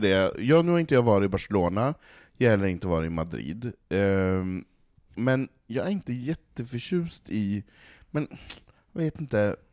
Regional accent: Norrland, Sweden; now in Stockholm, Sweden; jag som norrlänning som har valt att bo i en storstad, som vill bo i storstad i betong

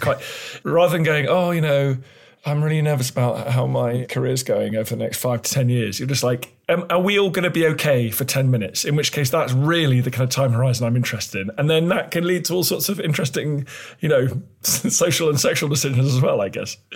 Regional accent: United Kingdom; being British

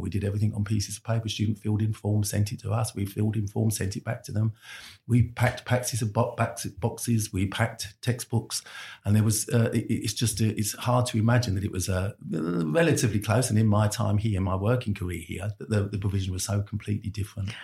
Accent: London, United Kingdom; I'm a Londoner

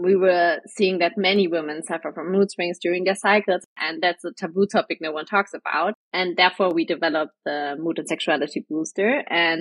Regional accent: Germany; I'm from Germany

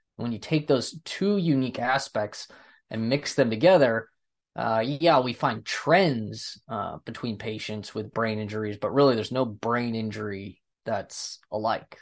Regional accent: United States; I'm from the United States

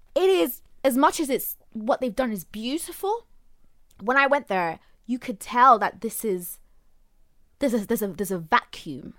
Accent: Zanzibar, Tanzania; I'm from Zanzibar, like, I know my language, I know my people in a way

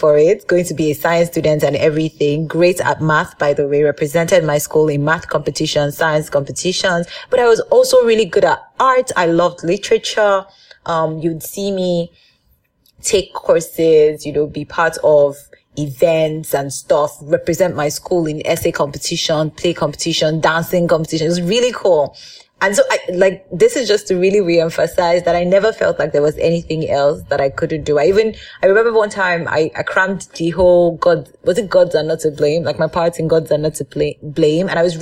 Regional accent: Nigeria; growing up as a Nigerian girl in my father's house

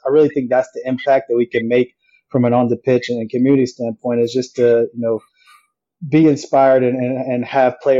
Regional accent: Raleigh, North Carolina, United States; I grew up playing in Raleigh

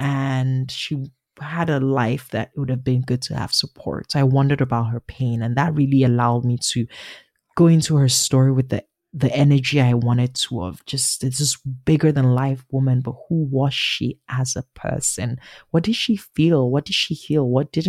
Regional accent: Nigeria; accent: Nigerian; That's my Nigerian accent, which is different from my Igbo accent, which is a little girl growing up. It's what I speak with my family.

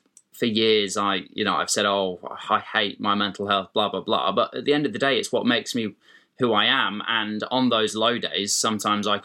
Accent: Dorset, South West England, United Kingdom; where I grew up in Dorset

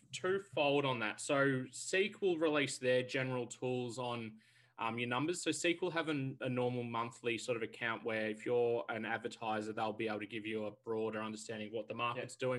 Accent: Melbourne, Victoria, Australia; I'm originally from Melbourne, grown up and born here

